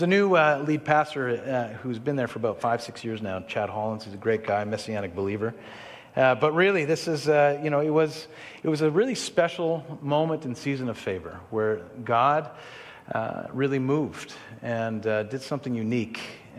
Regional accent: Israel; I'll get back to how I grew up in Israel in a second

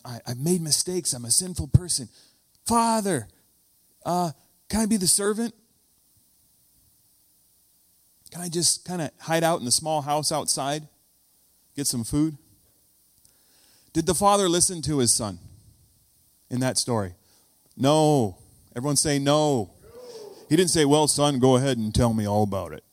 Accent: United States; When you hear me say foyer instead of foyer, you know I'm from the States

